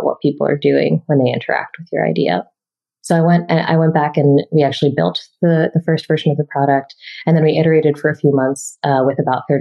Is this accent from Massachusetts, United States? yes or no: yes; Boston, Massachusetts, United States; moved away; I grew up in Boston and I love Boston